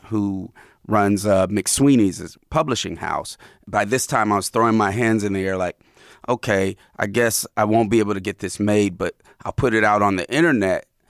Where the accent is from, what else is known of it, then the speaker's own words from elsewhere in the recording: Oakland, California, United States; I live in Oakland. I grew up in Oakland, and I've had all these lives in Oakland